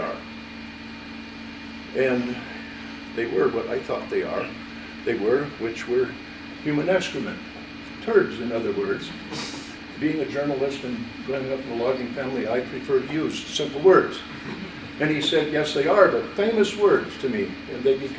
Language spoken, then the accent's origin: English; Lincoln County, Montana, United States; born or raised there; also born or lived in Kalispell, Montana